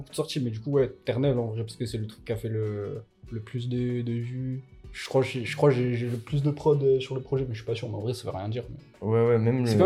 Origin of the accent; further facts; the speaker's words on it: Cagnes-sur-Mer, Provence-Alpes-Côte d'Azur, France; born there; Bah, de base, je suis né à Cannes sur mer c'est juste à côté de Nice. Mais en vrai, genre, j'ai tellement déménagé que je pourrais pas te dire que je viens de ouais, tel euh, endroit.